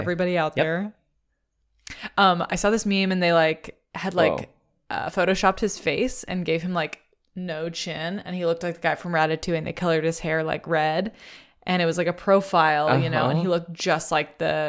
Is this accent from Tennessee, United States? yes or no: no; Kentucky, United States; Of course, I'm from Kentucky.